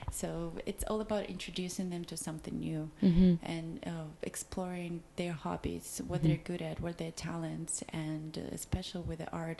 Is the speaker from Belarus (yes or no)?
yes; Belarus; moved away; I'm from Belarus